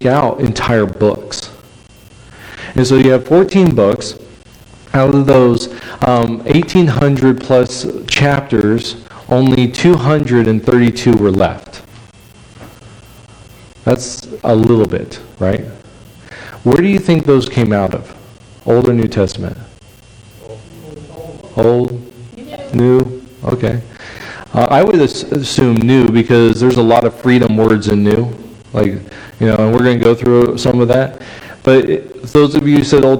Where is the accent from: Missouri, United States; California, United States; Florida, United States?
California, United States; moved away; I'm from California